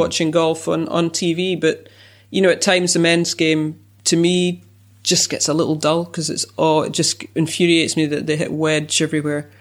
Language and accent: English; United Kingdom; being British